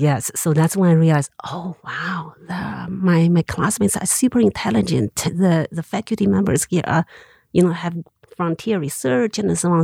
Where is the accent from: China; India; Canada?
China; Xinxiang, Henan; English is a second language; moved away as an adult; also born or lived in Beijing / Montana, United States; now in Missoula, United States; I grew up in Xinjiang City. of two million people.